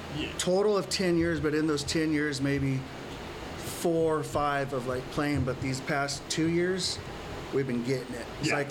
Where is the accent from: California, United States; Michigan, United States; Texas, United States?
California, United States; Porterville; born or raised there